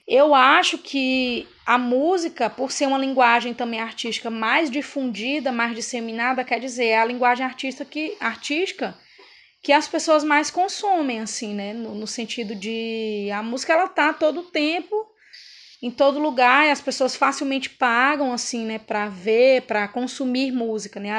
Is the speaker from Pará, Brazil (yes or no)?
yes; Pará, Brazil